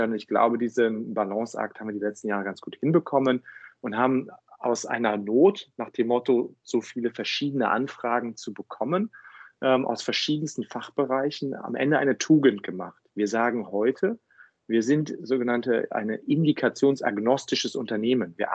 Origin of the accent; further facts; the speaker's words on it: Cologne, North Rhine-Westphalia, Germany; now in Berlin, Germany; war der Kickoff, um damals für mich aus äh, Köln dann auch nach Berlin zu ziehen. Bei aller Liebe zu meiner Heimatstadt.